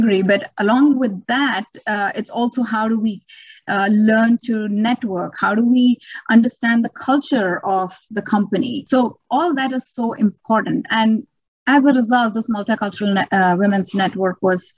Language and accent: English; India; moved away as an adult; I come from India.